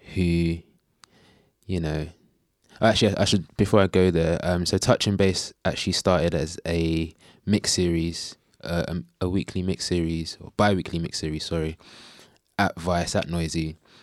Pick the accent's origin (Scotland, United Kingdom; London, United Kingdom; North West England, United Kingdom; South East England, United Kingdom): London, United Kingdom; I grew up in Bow, in East London